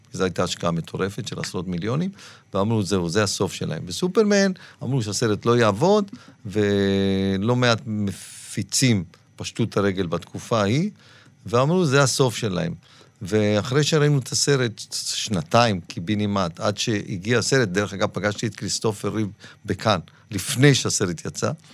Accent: Dimona, Southern District, Israel; moved away; also born or lived in Tangier, Morocco; אני גדלתי בדימונה

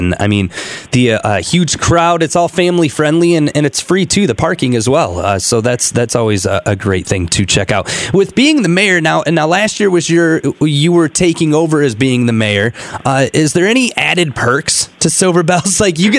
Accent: Flint, Michigan, United States; moved away as an adult; now in Lansing, United States; I'm from the Flint area, and, you know, transplanting myself here to Lansing now

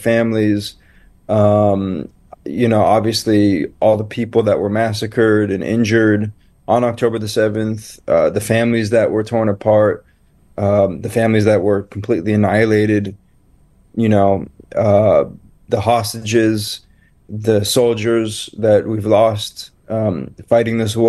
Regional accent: Los Angeles, California, United States; moved away as an adult; now in Israel; I was born in Los Angeles, and I lived in California for the first 24 years of my life, and I moved to Israel when I was 24

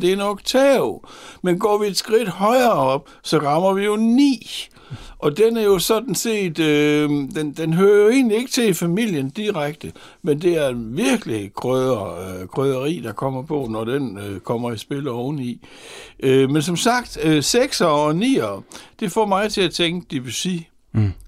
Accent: Horsens, Central Denmark Region, Denmark; Født og borgen i Horsens, på tredje sal i den strandgade

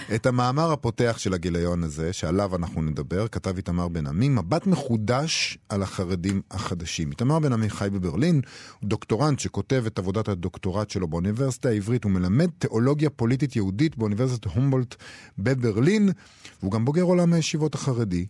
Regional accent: Rehovot, Central District, Israel; מעיר הולדתי רחובות

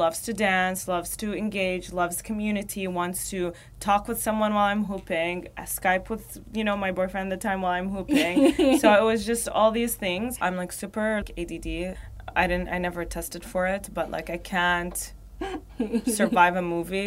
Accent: Riyadh, Riyadh Province, Saudi Arabia; also born or lived in Baghdad, Iraq; now in Dubai, United Arab Emirates; I'm from Saudi, and I was born in Baghdad, grew up in Saudi, in Riyadh.

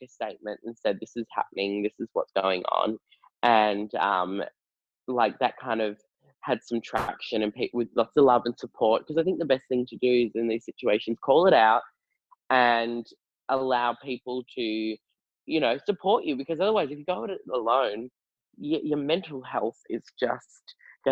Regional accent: York, Western Australia, Australia; also born or lived in Perth; I grew up in Perth. In well, most of my childhood was in a country town called York.

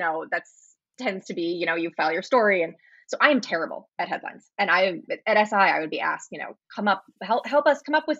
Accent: St. Louis, Missouri, United States; I'm from St. Louis, so I grew up with baseball everywhere

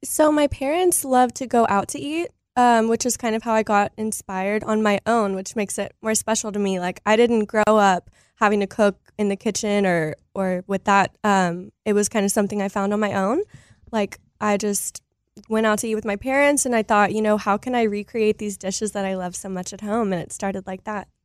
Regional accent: Texas, United States; I am Texan, born and raised

